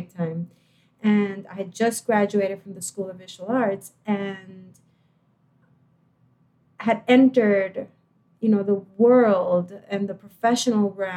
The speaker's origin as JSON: {"language": "English", "country": "Puerto Rico", "tie": "born or raised there", "said": "I was born in Puerto Rico, and I went from a private high school to the University of Puerto Rico in Rio Piedras"}